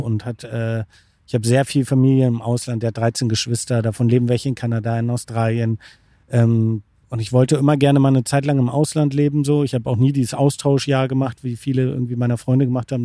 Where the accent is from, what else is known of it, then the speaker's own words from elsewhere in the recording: Bremervörde, Lower Saxony, Germany; Ich komme aus dem beschaulichen Bremerförde. Das liegt zwischen Hamburg und Bremen